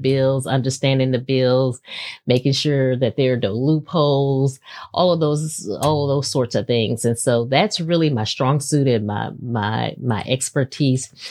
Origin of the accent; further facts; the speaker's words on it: Houston, Texas, United States; moved away as an adult; now in Maryland, United States; I was born and raised in Houston, Texas